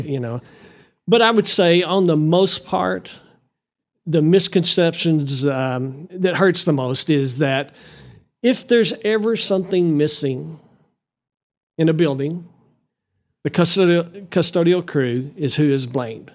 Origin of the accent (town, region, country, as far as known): Amarillo, Texas, United States; born or raised there; also born or lived in Lubbock, Texas / Canyon, Texas